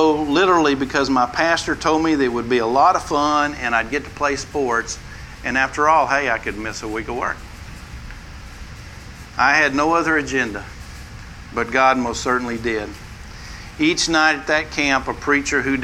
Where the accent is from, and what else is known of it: West Texas, United States; born or raised there